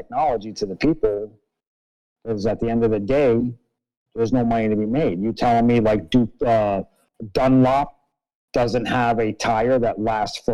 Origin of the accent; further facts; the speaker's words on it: New York City, New York, United States; I'm from New York City